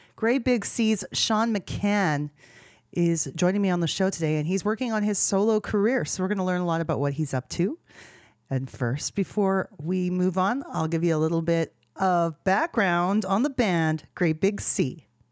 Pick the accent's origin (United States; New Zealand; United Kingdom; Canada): Canada; Edmonton, Alberta; my hometown, Edmonton, Alberta